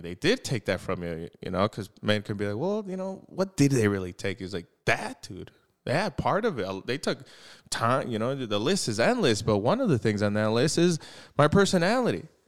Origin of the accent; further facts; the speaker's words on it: United States; we're American